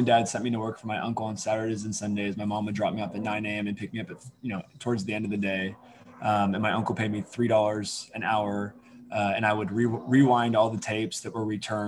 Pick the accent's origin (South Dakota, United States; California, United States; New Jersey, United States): California, United States; Alameda; also born or lived in Oakland, California; I grew up in Alameda, California, which obviously a tiny island in the Bay Area